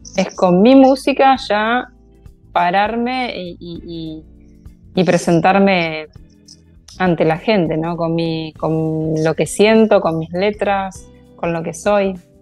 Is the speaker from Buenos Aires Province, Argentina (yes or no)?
no; Casilda, Santa Fe, Argentina; soy oriunda de Casilda, soy santafesina y de acá voy para todos lados.